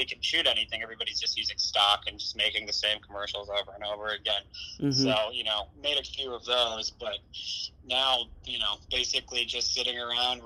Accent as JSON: {"language": "English", "region": "Connecticut", "country": "United States", "said": "I was from Connecticut"}